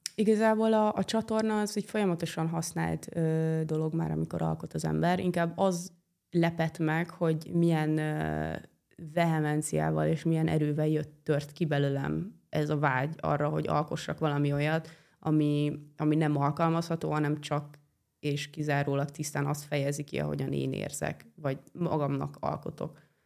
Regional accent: Hungary; also born or lived in Italy; én itt nőttem fel ebbe a házba

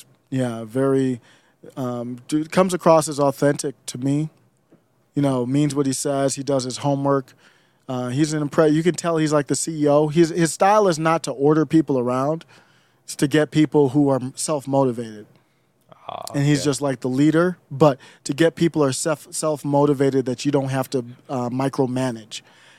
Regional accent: Cleveland, Ohio, United States; also born or lived in Michigan / Minnesota; now in Colorado, United States; I'm from Cleveland, been in Michigan, Minnesota. Cleveland's the worst with the snow, lake effect, but I'm in Colorado now.

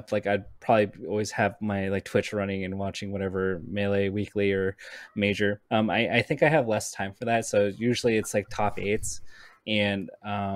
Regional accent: Southern California, United States; I grew up in SoCal

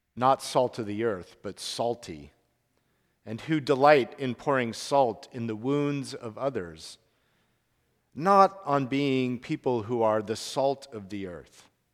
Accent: Salt Lake City, Utah, United States; I grew up in Salt Lake City, Utah

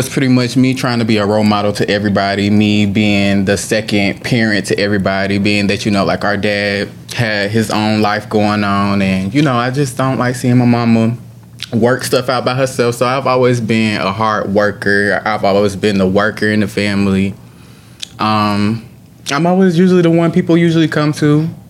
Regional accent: Colombia; Growing up in Colombia, I feel like growing up in Colombia was pretty decent.

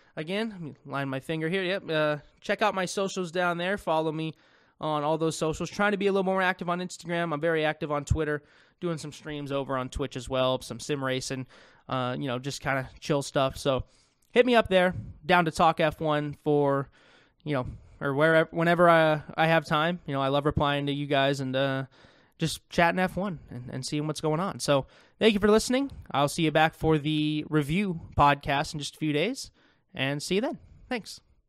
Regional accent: United States; I'm an American

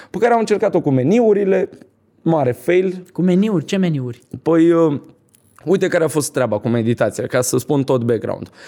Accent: Bucharest, Romania; Din uh, Ferentari.

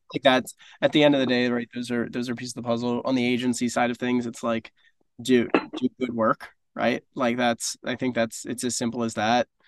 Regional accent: Northeast, United States; also born or lived in South Florida; now in New York, United States; I grew up in the Northeast.

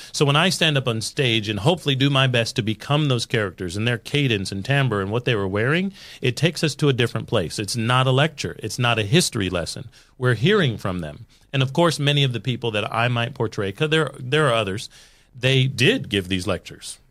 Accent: United States; I'm American

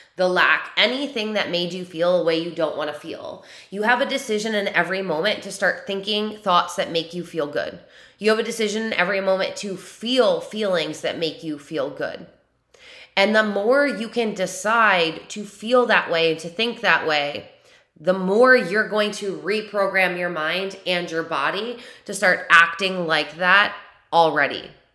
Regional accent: New York, United States; born or raised there

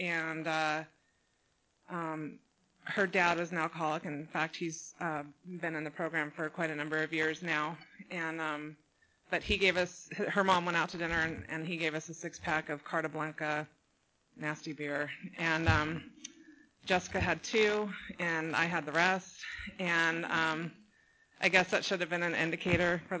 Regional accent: San Juan Capistrano, California, United States; also born or lived in Laguna Niguel, California, United States; I grew up in San Juan Capistrano, so I'm a local girl here

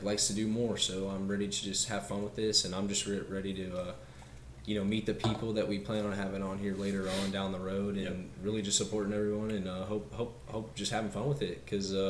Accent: Kansas City, Missouri, United States; I'm from Kansas City, Missouri. I went to Liberty High School

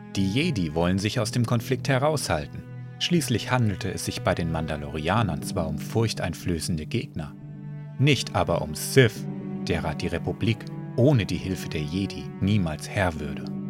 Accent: Germany; bin ich ja Deutscher

